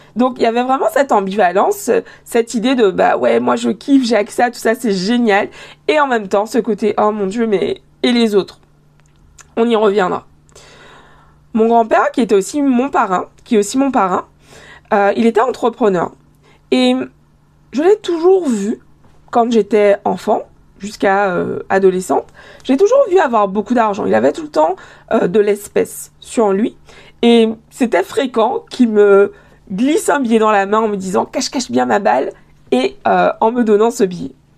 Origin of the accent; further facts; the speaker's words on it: Guadeloupe; moved away as an adult; also born or lived in Paris / Montreal; J'ai grandi en Guadeloupe, j'ai été élevée en Guadeloupe.